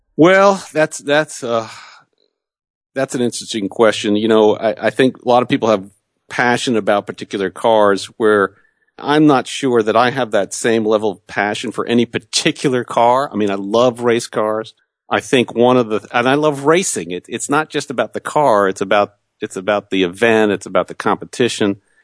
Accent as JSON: {"language": "English", "region": "New Jersey", "country": "United States", "tie": "born or raised there", "said": "I grew up in New Jersey"}